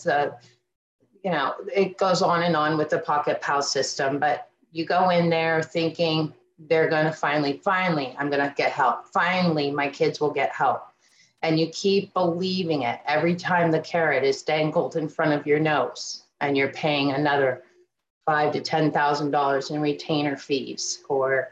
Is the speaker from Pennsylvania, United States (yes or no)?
yes; Erie County, Pennsylvania, United States; I'm from Erie County, Pennsylvania.